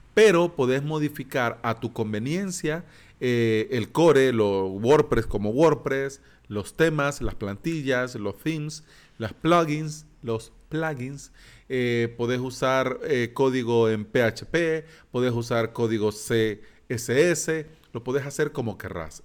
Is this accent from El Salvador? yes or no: yes; El Salvador; antes habían colones aquí en mi país, pero ya no